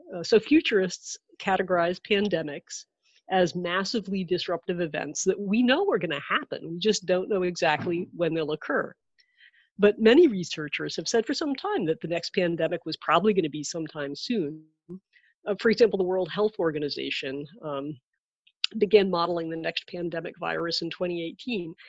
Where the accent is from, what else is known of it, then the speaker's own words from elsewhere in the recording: Maryland, United States; here near my hometown, uh, the Glenstone Museum, which is in Potomac, Maryland